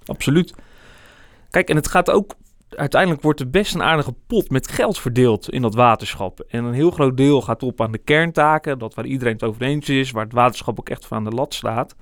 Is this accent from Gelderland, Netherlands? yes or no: yes; Barneveld, Gelderland, Netherlands; now in Amersfoort, Netherlands; Amersfoort, het gebied waar ik opgegroeid ben, Barneveld